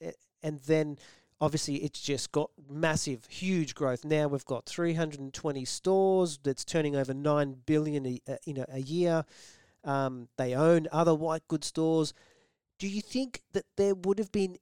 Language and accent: English; Melbourne, Victoria, Australia; a young kid growing up in Melbourne